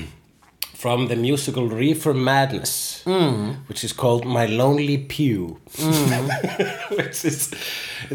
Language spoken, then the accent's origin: English; Iceland; I am Icelandic